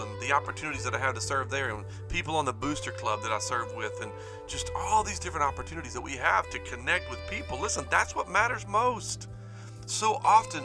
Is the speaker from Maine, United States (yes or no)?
no; Spring Hill, Louisiana, United States; also born or lived in South Arkansas; I grew up in South Arkansas, North Louisiana, a little town called Spring Hill, Louisiana